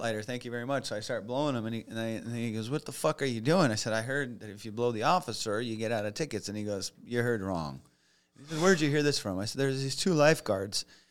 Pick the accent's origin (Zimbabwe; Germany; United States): United States; also born or lived in Los Angeles; I'm from the States